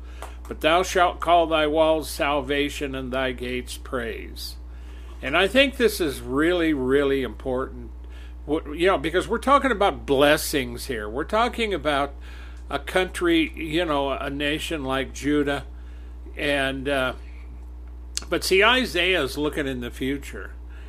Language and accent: English; Wyoming, United States; growing up in Wyoming, in another portion of Wyoming.